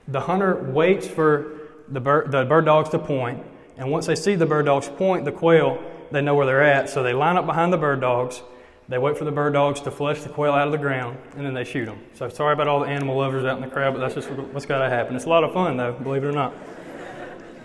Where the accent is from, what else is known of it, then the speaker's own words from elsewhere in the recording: Eufaula, Alabama, United States; now in Troy, United States; I'm from Eufaula, the big bustling metropolis of Eufaula, Alabama